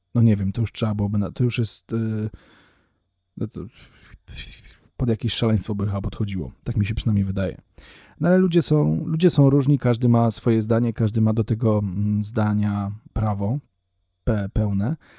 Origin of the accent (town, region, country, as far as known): Poland; first language Polish